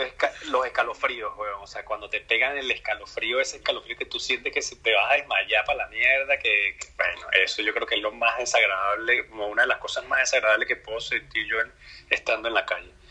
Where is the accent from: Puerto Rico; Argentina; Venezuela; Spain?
Venezuela; Caracas, Capital District; como buen caraqueño